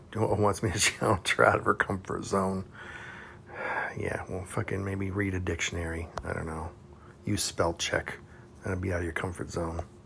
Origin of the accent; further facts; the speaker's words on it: Houston, Texas, United States; I grew up in Texas, like south uh, west Houston, Texas